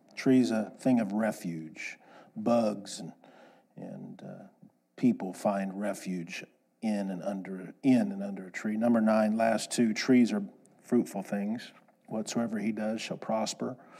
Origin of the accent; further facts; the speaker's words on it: Kansas, United States; I grew up in Kansas.